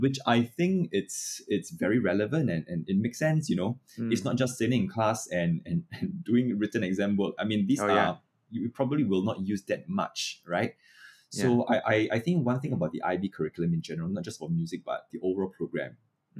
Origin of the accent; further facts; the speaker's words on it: Singapore; So I was from Chongshan Primary School. I think if you have lived long enough in the Ang Mo Kio area, you know, that's where I started my music.